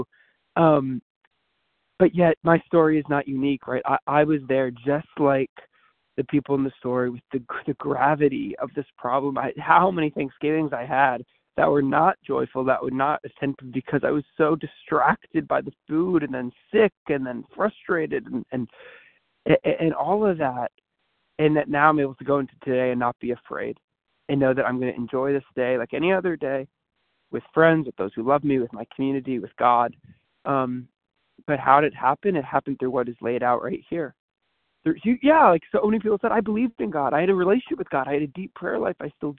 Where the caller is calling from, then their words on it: St. Louis, Missouri, United States; from St. Louis, Missouri.